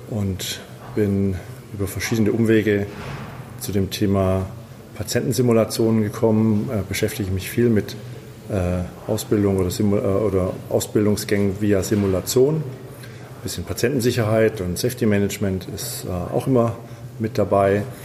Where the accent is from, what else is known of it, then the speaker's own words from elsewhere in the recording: Stuttgart, Baden-Württemberg, Germany; ich komme aus Stuttgart, bin äh, Notfallsanitäter.